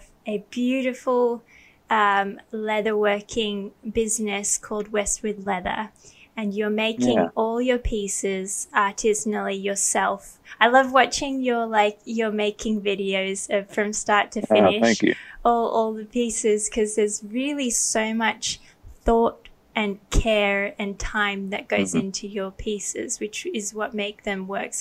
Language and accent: English; Thailand; I grew up with glass Coke bottles because I grew up in Thailand